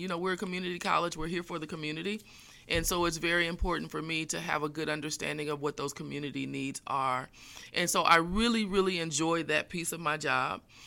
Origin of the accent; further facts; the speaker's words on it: Fort Wayne, Indiana, United States; I am originally from Fort Wayne, Northeast Indiana. grew up, uh, on the south side of town